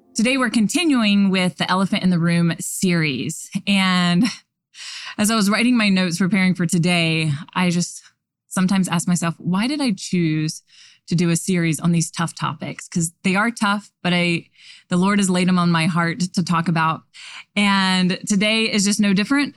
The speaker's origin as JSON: {"language": "English", "region": "the South", "country": "United States", "said": "I'm from the South"}